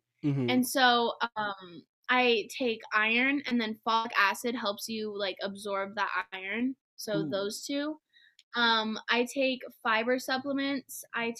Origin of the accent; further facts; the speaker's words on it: Montana, United States; It's a lot different now that I've come back from living here, you know